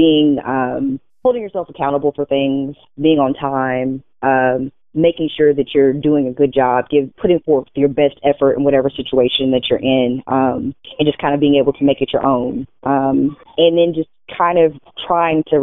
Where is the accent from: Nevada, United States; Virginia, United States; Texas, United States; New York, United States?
Texas, United States; Lufkin; also born or lived in Great Lakes, Illinois; So we settled in Lufkin, and that is where we have been ever since